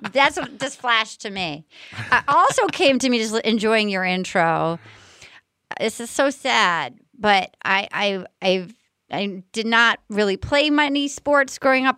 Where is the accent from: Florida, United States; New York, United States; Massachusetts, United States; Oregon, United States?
Massachusetts, United States; Fall River; moved away; I'm basically a masshole. I was born in Fall River